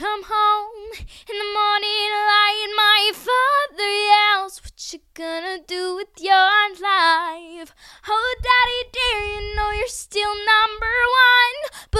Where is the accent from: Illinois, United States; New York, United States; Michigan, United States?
Illinois, United States; Chicago; Well, Chicago is my hometown